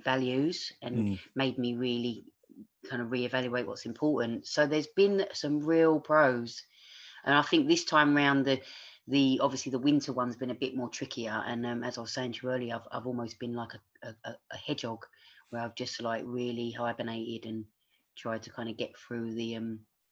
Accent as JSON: {"language": "English", "region": "London", "country": "United Kingdom", "tie": "born or raised there", "also_born_or_lived": "Australia", "accent": "Cockney", "moved": "as an adult", "said": "I grew up in East London, you know, I grew up in a single parent family"}